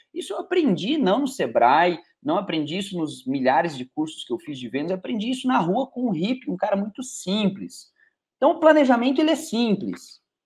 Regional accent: Curitiba, Paraná, Brazil; moved away as an adult; now in Teófilo Otoni, Brazil; Minha terra natal é Curitiba, eu sou de Curitiba

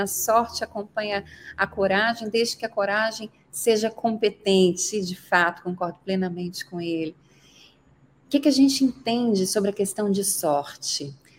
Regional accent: Muriaé, Minas Gerais, Brazil; moved away as an adult; also born or lived in Barão do Monte Alto, Minas Gerais / Juiz de Fora, Minas Gerais; now in Brusque, Brazil; Eu nasci numa cidade do interior de Minas Gerais, Muriaé

